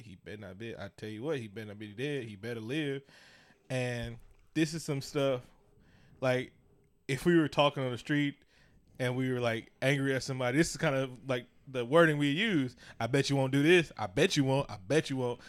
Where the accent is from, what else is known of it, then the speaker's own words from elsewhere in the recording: Oakland, California, United States; I'm from East Oakland, from deep